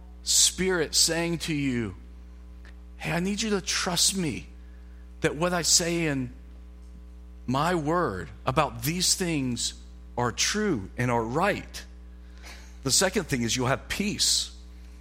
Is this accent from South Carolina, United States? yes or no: yes; South Carolina, United States; South Carolina